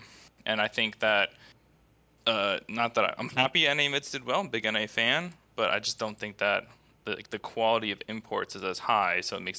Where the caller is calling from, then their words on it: Cincinnati, Ohio, United States; I'm calling from Cincinnati, Ohio.